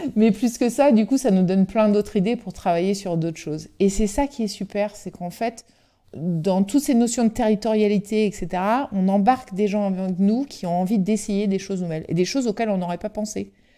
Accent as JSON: {"language": "French", "region": "Brittany", "country": "France", "said": "on est breton"}